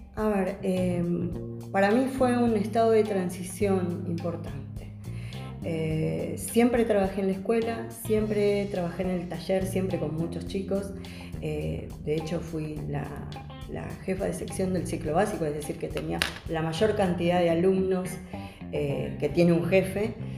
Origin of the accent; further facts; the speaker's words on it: Buenos Aires, Argentina; soy del barrio de Caballito